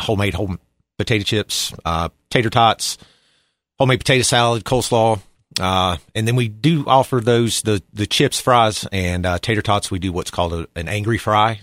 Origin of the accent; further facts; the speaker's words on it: Boone, North Carolina, United States; also born or lived in Washington, D.C. / Virginia Beach, Virginia; born and raised in Boone, North Carolina.